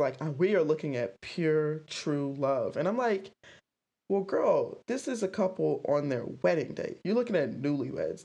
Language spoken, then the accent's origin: English; the South, United States; I'm from the South